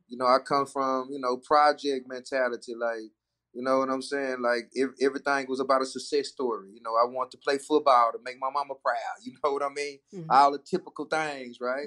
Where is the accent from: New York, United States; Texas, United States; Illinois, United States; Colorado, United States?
Texas, United States; Dallas; I'm from Dallas